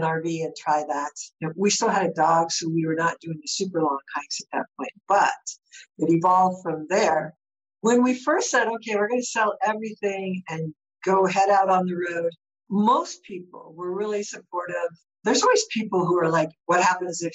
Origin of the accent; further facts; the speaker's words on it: Colorado, United States; we're from Colorado, so we're used to high altitude